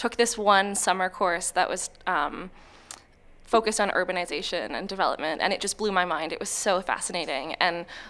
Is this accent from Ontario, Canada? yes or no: no; Vancouver, British Columbia, Canada; now in Australia; So I'm from Vancouver